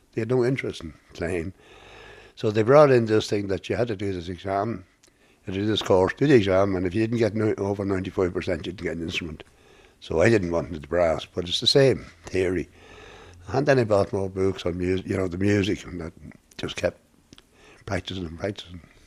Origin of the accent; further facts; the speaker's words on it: Drogheda, Leinster, Ireland; moved away as an adult; now in Dublin, Ireland; I was born in Drana, 29 November 1946, in a Lady Lord's Hospital